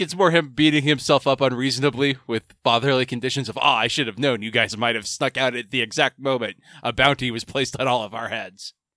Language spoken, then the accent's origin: English; United States; I'm American and not Japanese